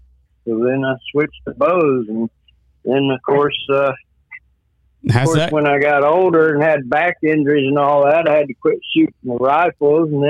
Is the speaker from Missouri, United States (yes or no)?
yes; Fair Grove, Missouri, United States; also born or lived in Pleasant Hope, Missouri; From Fair Grove, Missouri. I grew up